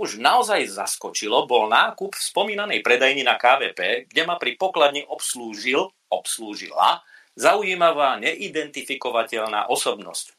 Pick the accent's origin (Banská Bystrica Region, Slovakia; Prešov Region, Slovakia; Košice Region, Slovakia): Košice Region, Slovakia; Košice; som Košičan